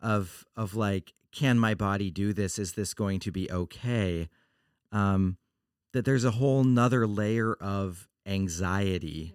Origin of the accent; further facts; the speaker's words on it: Oregon, United States; I'm from Oregon